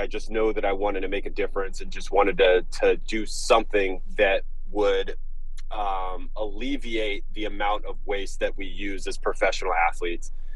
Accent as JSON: {"language": "English", "town": "Los Angeles", "region": "California", "country": "United States", "tie": "born or raised there", "said": "growing up in Southern California, particularly Los Angeles, is part of my being"}